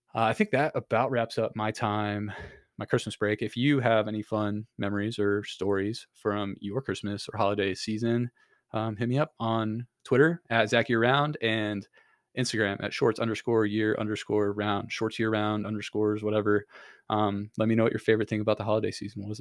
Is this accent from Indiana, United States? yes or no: yes; Kendallville, Indiana, United States; moved away; in Kendallville, which is where I'm from